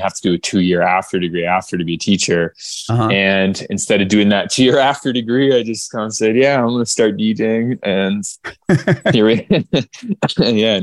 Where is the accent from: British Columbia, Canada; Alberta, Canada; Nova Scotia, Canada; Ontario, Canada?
Alberta, Canada; Okotoks; moved away as an adult; also born or lived in Calgary, Alberta; now in Toronto, Canada; I grew up in Calgary, uh, Calgary, Alberta, Canada. Um, actually, in a town called Okotoks